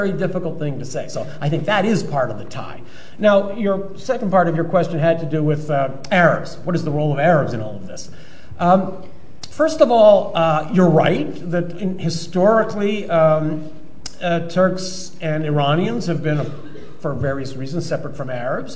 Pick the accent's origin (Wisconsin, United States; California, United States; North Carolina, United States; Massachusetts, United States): Massachusetts, United States; I come from Massachusetts